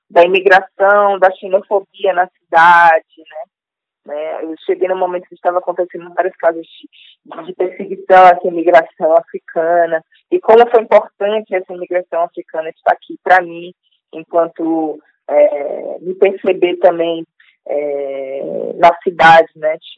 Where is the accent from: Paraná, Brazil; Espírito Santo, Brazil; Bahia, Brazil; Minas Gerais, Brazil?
Bahia, Brazil; Salvador; now in São Paulo, Brazil; Um corpo no mundo só nasce porque eu saí de Salvador e fui para São Paulo, né?